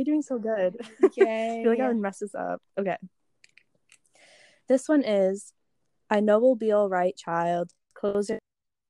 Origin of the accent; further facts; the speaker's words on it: Long Island, New York, United States; accent: Long Island; my Long Island accent is like coming out when I read that.